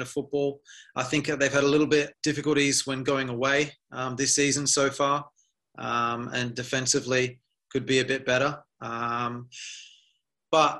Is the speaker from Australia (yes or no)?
yes; Adelaide, South Australia, Australia; I'm from Adelaide, so first and foremost, I'm a United supporter